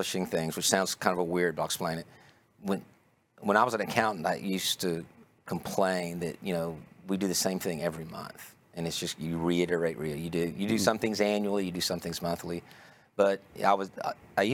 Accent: Longview, Texas, United States; accent: Texas; also born or lived in Houston, Texas; I was born in Houston, and I lived there until I was nine, and then we moved to Longview, Texas, in East Texas. So I know I have kind of a Texas accent, but that's where it comes from

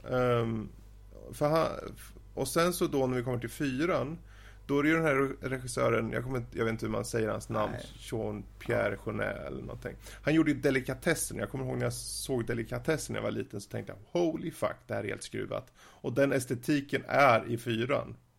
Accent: Sweden; jag är svensk

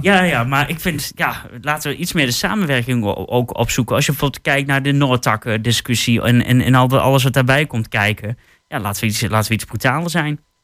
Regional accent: Twente, Overijssel, Netherlands; als Twentenaar

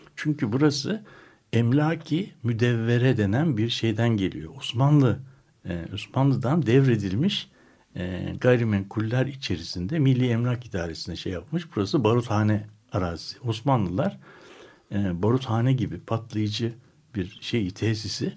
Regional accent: Istanbul, Turkey; Ben doğrusu bir İstanbullu olarak

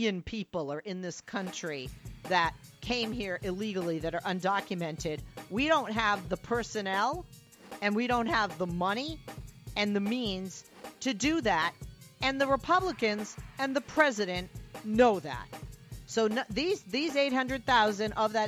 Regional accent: Massachusetts, United States; I'm from Massachusetts. I'm a homegirl

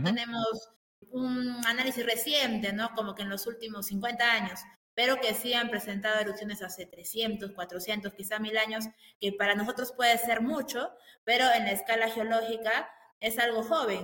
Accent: Peru; tengo como peruano

